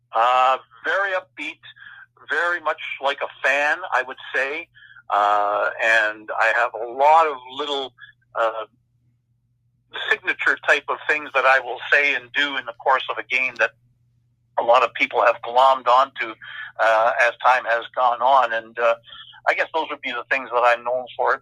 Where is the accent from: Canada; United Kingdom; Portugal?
Canada; Winnipeg, Manitoba; now in Saskatoon, Canada; high school in the late '70s, growing up in Winnipeg, Manitoba